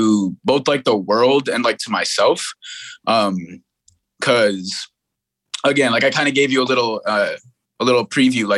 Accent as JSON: {"language": "English", "town": "New York City", "region": "New York", "country": "United States", "tie": "born or raised there", "said": "born in Brooklyn, New York, and I have a big family"}